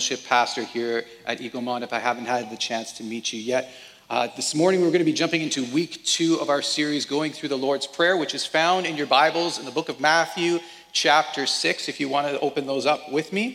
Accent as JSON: {"language": "English", "region": "Alberta", "country": "Canada", "accent": "Alberta English", "said": "as a Canadian, we speak for the most part in Alberta English"}